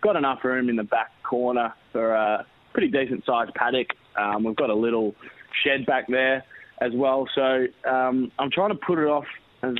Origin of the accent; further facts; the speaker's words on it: Flagstaff Hill, South Australia, Australia; also born or lived in Newport, Victoria; now in Batesford, Australia; where I grew up in Flagstaff Hill